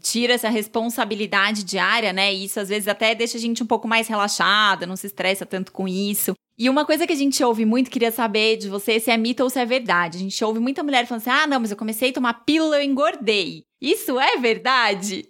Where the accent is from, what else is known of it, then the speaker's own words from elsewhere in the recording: São Paulo, Brazil; eu também sou da Penha, gente. Nasci e fui criada lá.